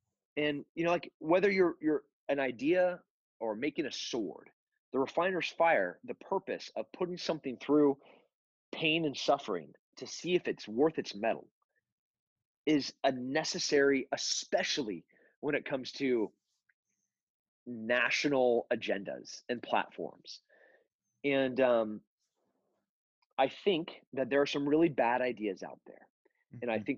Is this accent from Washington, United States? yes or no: no; California, United States; also born or lived in Texas; I'm a Texan, and before that I was from kind of Countryville, California.